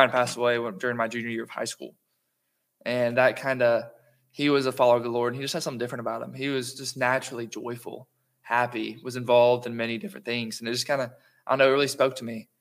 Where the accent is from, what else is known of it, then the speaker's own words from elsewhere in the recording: Madison, Georgia, United States; also born or lived in Covington, Georgia; I ended up moving to Madison, which I've called home most of my life. And I think I was around 5 years old